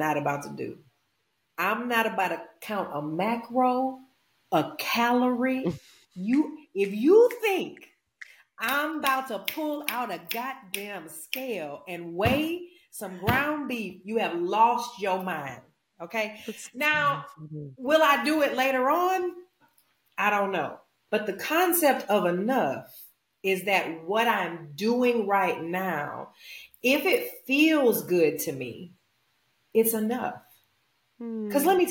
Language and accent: English; Louisiana, United States; I'm from Louisiana